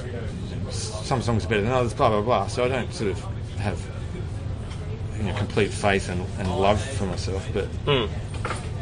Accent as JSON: {"language": "English", "region": "Western Australia", "country": "Australia", "said": "we're from West Australia"}